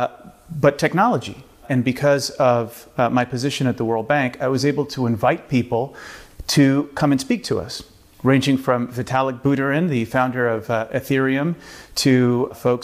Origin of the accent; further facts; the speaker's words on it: Miami, Florida, United States; first language Spanish; English is a second language; moved away; also born or lived in Latin America / China; I grew up in Miami and partially in Latin America, and learned to speak English actually later on in life. I grew up speaking Spanish until I was 7 or 8